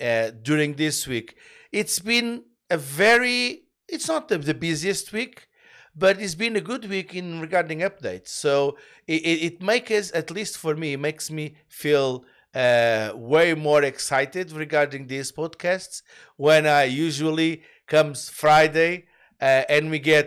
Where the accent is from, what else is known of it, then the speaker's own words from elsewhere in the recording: Canada; We are, as a Canadian, we apologize in advance.